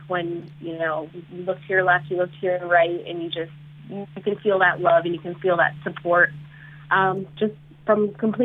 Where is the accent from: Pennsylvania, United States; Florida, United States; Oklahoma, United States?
Florida, United States; South; I grew up in South Florida, and I did a lot of community service in high school